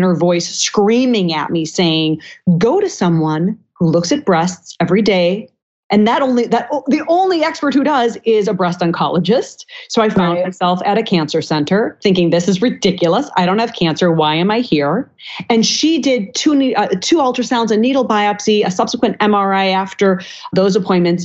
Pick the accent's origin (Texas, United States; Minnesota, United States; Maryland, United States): Minnesota, United States; I grew up in Minnesota eating every part of the cow there was